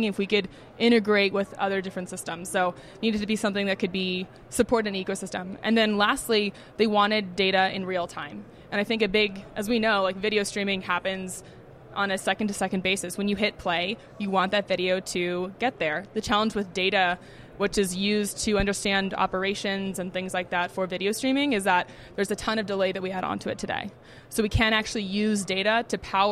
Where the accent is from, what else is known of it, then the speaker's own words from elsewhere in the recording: Bay Area, California, United States; moved away as an adult; also born or lived in New York / Barcelona; I grew up in the Bay Area, went to school out in New York